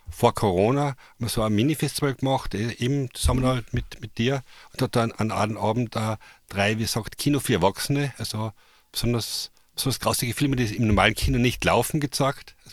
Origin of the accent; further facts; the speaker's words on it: Carinthia, Austria; ich bin ja Kärntner.